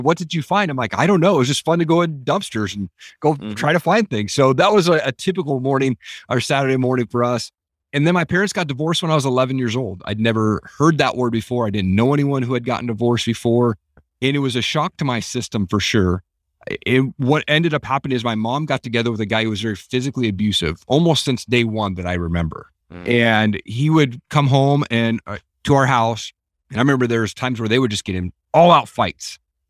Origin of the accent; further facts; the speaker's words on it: Tri-Cities, Washington, United States; I grew up in Eastern Washington, down in a place called Tri-Cities.